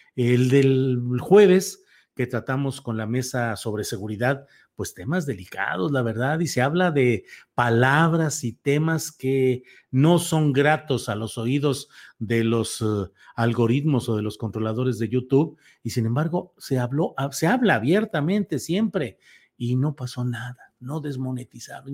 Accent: Torreón, Coahuila, Mexico; moved away; also born or lived in San Luis Potosí; San Luis Potosí mi tierra adoptiva, porque mi tierra natal es Coahuila, Torreón, Coahuila

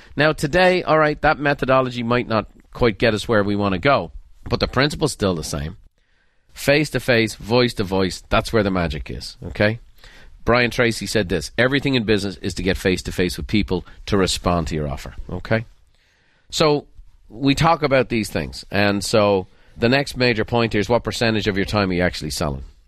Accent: Ireland; moved away; growing up in Ireland

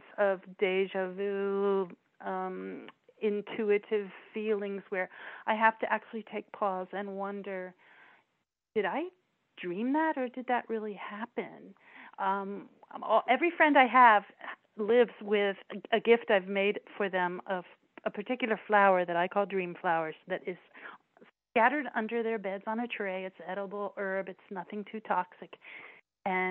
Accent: Gettysburg, Pennsylvania, United States; my hometown

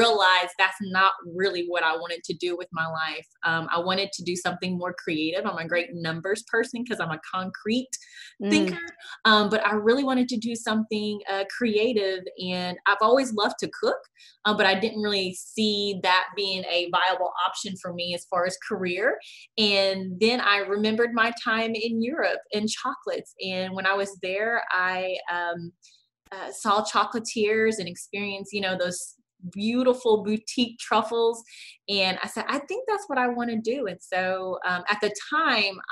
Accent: Little Rock, Arkansas, United States; also born or lived in United Kingdom; I'm born and raised in Little Rock, Arkansas

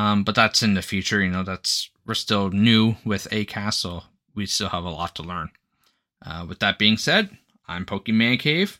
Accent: Canada; I'm Canadian

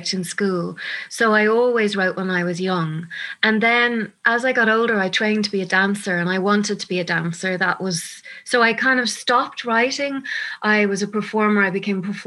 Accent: Dublin, Leinster, Ireland; moved away as an adult; also born or lived in London; I'm from Dublin. I lived in London for about 13 years as I was an actress over there, but I'm back 10 years

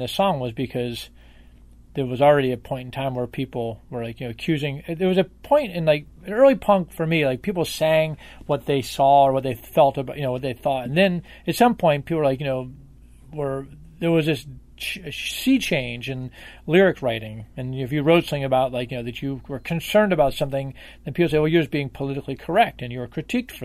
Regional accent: Washington, District of Columbia, United States; I grew up in Washington, D.C., which is a Democratic stronghold

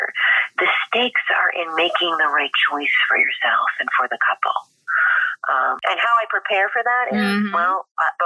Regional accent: Philadelphia, Pennsylvania, United States; also born or lived in New York City; now in Los Angeles, United States; I'm from Philly

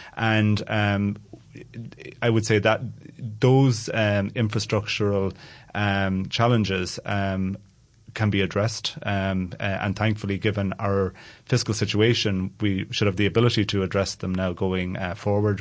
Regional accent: Ireland

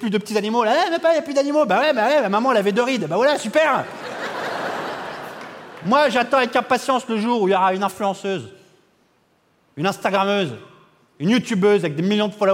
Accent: France; Moi, je suis français, ton train, il va peut-être partir.

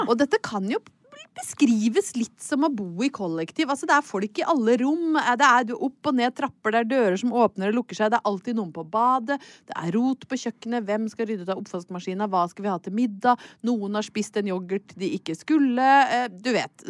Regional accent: Brøttum, Innlandet, Norway; moved away; jeg hadde vært hjemme på Brøttum ei helg

